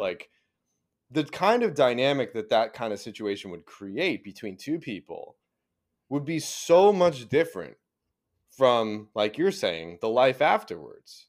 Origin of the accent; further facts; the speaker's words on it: Arizona, United States; moved away; growing up in Arizona